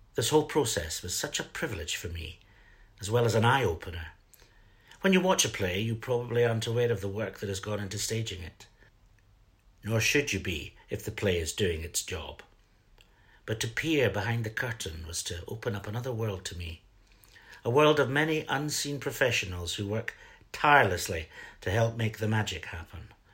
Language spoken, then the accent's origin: English; Fife, Scotland, United Kingdom; also born or lived in Edinburgh; I grew up in Fife